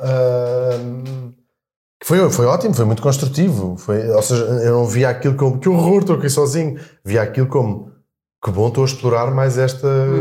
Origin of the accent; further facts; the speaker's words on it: Portugal; moved away as an adult; also born or lived in London; Já saímos de Portugal, fomos para Londres